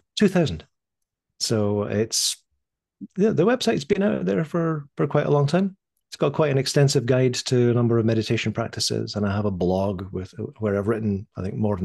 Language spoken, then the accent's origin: English; Scotland, United Kingdom; born there; But I was born in Scotland in the early 60s.